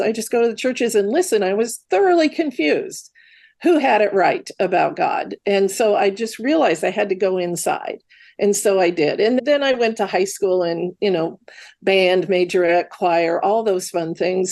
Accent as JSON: {"language": "English", "region": "Midwest", "country": "United States", "tie": "born or raised there", "said": "grew up in the Midwest."}